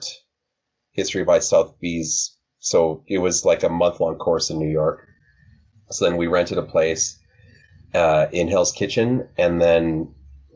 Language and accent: English; Calgary, Alberta, Canada; We're from Calgary